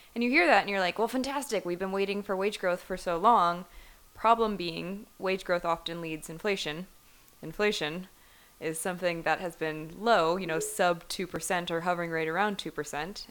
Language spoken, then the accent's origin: English; Cleveland, Ohio, United States; moved away; growing up in Cleveland, I, I was around a lot of kids in my high school